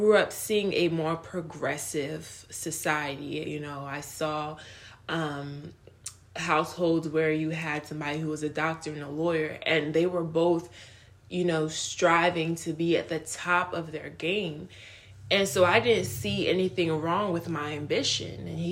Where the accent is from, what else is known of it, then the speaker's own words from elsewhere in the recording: United States; also born or lived in Nigeria; I grew up in America